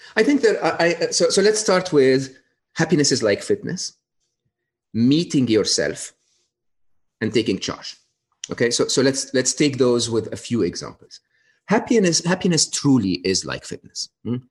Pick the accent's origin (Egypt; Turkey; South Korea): Egypt; moved away; I was born and raised in Egypt